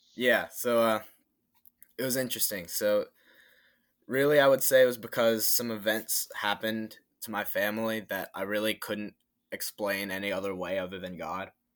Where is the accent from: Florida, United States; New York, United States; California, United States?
Florida, United States; Tampa; I am from Tampa, Florida